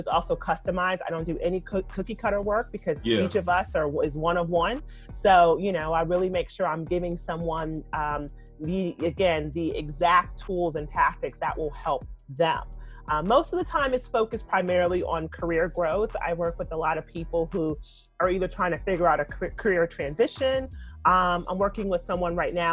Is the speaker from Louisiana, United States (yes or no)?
yes; Louisiana, United States; I'm from Louisiana